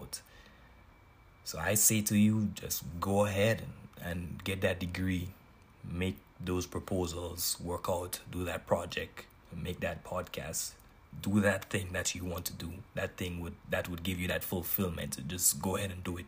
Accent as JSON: {"language": "English", "country": "Grenada", "moved": "yes", "lives_now": "Knoxville, United States", "said": "I am from Grenada, but I currently live in the southern part of the United States, Knoxville, Tennessee."}